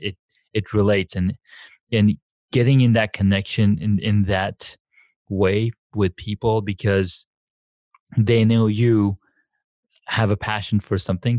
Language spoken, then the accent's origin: English; Saudi Arabia; moved away; growing up in Saudi Arabia